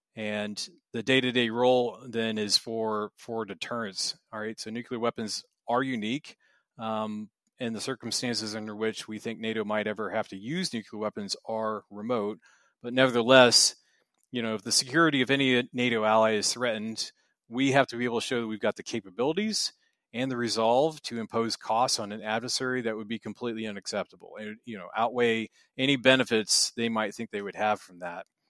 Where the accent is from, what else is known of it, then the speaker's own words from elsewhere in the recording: United States; moved away as an adult; now in Brussels, Belgium; I am an American